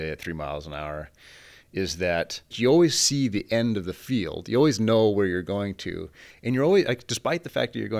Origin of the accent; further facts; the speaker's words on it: Fort Morgan, Colorado, United States; moved away; also born or lived in Stanford, California; So I was raised in Fort Morgan, Colorado, on a very large family farm.